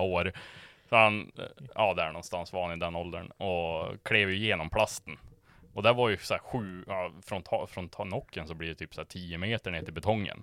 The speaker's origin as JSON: {"language": "Swedish", "country": "Sweden", "said": "från Sverige"}